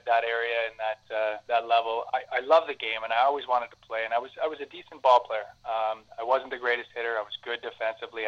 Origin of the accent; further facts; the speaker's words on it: Cambridge, Ontario, Canada; I was I grew up and played in Cambridge.